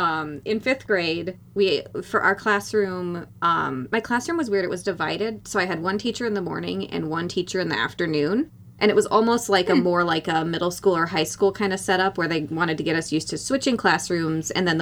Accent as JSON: {"language": "English", "region": "North Dakota", "country": "United States", "said": "I made a shoebox look kind of like a lake, like an ice fishing lake, because I'm from North Dakota."}